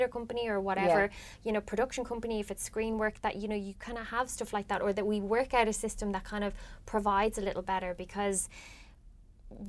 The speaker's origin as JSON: {"language": "English", "country": "Ireland", "said": "we're Irish"}